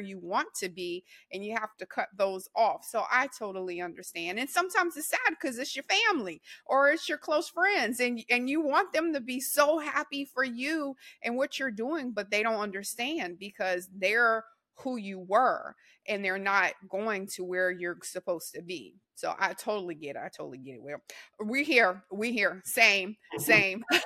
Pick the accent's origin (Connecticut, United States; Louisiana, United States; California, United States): Louisiana, United States; I'm from Louisiana, and I'm a Saints fan, so we're Whodats